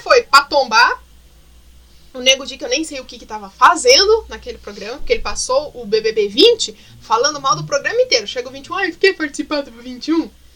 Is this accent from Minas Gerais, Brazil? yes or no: no; Curitiba, Paraná, Brazil